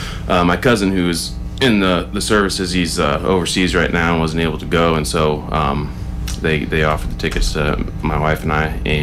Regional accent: Missouri, United States; also born or lived in Springfield, Missouri; I'm from Missouri. I was born in Springfield. Lived. My parents were back to the Landers, so we lived off the grid for about 6 years down.

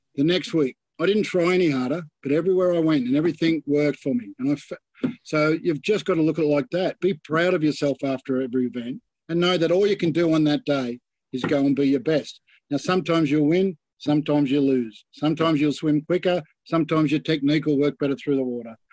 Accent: Sydney, New South Wales, Australia; I grew up in Balmain, plenty of crooks around Balmain.

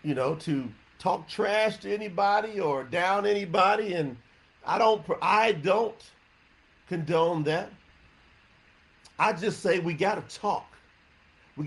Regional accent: the South, United States; I was raised up in the South

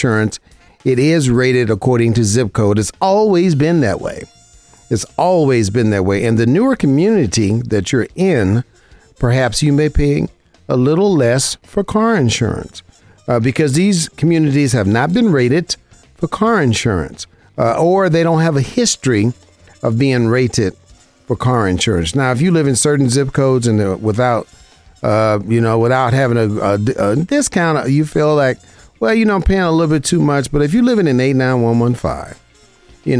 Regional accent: Las Vegas, Nevada, United States; Born and raised in Las Vegas

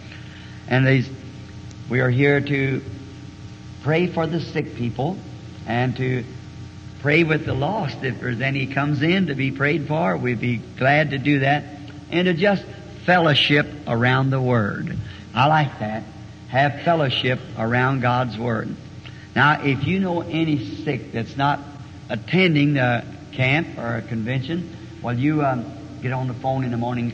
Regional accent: the South, Southern United States, United States; accent: Southern; maybe I'm a Southerner, and everybody since I've been here tell me I talk funny.

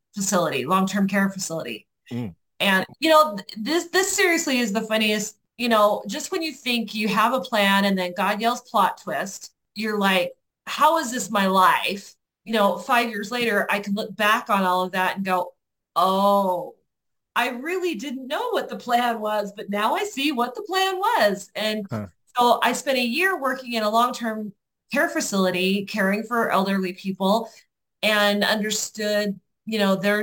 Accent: Ogden, Utah, United States; I did grow up here. I born and raised in Ogden.

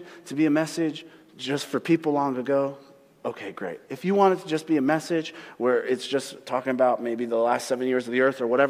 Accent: United States; as American Christians

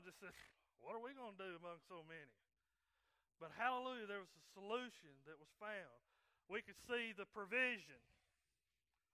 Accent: right outside of Chattanooga, Tennessee, North Georgia, United States; moved away as an adult; now in Coleman, United States; I'm from North Georgia and grew up and raised there right outside of Chattanooga, Tennessee

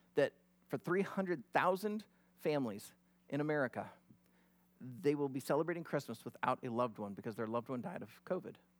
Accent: near Glenwood, Iowa, United States; moved away; I grew up about only thirty, forty, uh, minutes from Glenwood

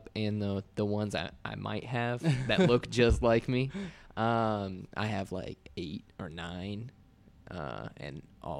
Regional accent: Riverside, California, United States

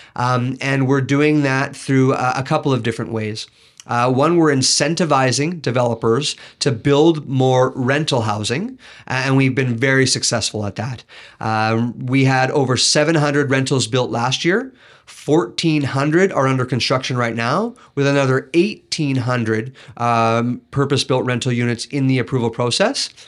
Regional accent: Kelowna, British Columbia, Canada; I grew up in Rutland, and I, I, I learned there that you look out for one another

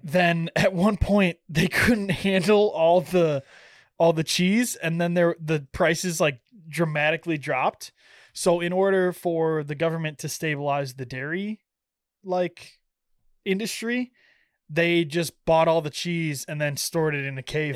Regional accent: Illinois, United States; now in Iowa, United States; I'm from Illinois

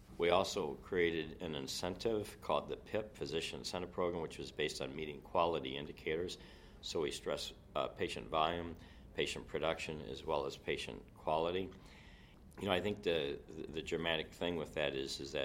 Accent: Rockford, Illinois, United States; moved away as an adult; also born or lived in Minnesota / Southfield, Michigan; now in Janesville, United States; I grew up in Rockford, Illinois, just 30 miles from Janesville

